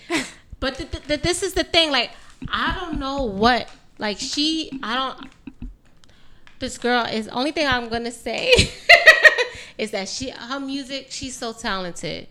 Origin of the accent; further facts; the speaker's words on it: New York City, New York, United States; I'm from New York, born and raised in New York